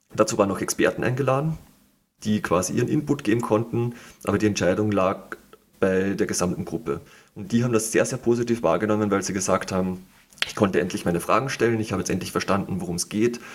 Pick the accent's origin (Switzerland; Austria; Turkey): Austria; ich als Österreicher